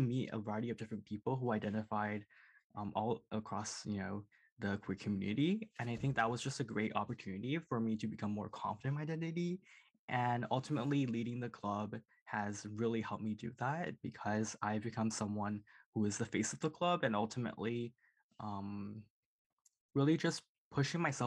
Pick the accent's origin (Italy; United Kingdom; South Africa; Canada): Canada; Surrey, British Columbia; moved away as an adult; now in Kingston, Canada; I grew up in Surrey, so a pretty small suburban town.